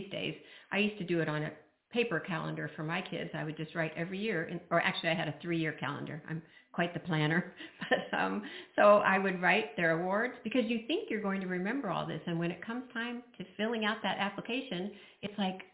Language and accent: English; Indiana, United States; moved away as an adult; also born or lived in Brazil; I grew up in Indiana